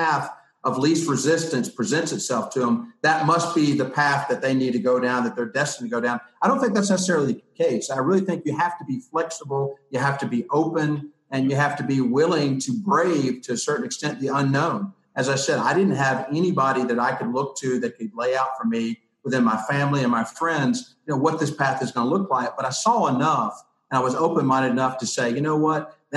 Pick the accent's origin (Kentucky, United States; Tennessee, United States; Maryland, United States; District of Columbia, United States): Tennessee, United States; Knoxville; moved away as an adult; now in Birmingham, United States; I'm from Tennessee originally, grew up in Knoxville, Tennessee